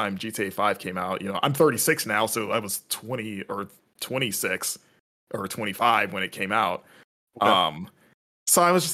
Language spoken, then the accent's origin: English; West Palm Beach, Florida, United States; also born or lived in Fort Lauderdale; I grew up in South Florida in West Palm Beach